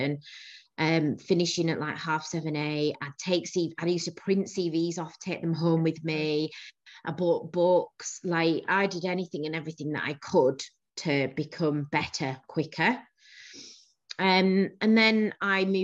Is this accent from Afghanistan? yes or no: no; Bradford, Yorkshire and the Humber, United Kingdom; also born or lived in Manchester / Leeds; I'm a northerner. Yorkshire born and bred. I was born in Bradford